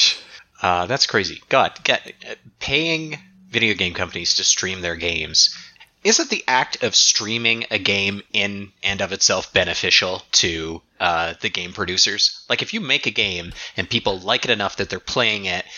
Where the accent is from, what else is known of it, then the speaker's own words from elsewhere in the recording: Toronto, Ontario, Canada; things that I'm really familiar with, like from the, you know, from the Toronto, Southern Ontario region